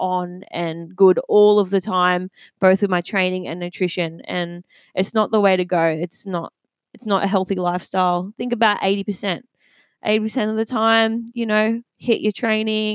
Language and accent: English; Maitland, New South Wales, Australia; I grew up in the Maitland area.